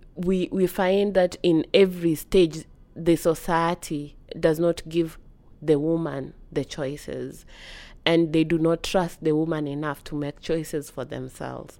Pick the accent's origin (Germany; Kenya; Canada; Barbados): Kenya; Kisumu, Kisumu County; I'm from Kenya uh, in a town called Kisumu